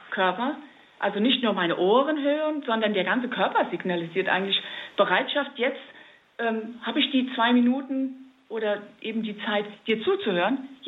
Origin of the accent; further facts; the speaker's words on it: Rhineland-Palatinate, Germany; Wenn man jetzt um die Jahreszeit spazieren geht und mein Heimat hat sehr viel Wald, der Westerwald ist sehr waldreich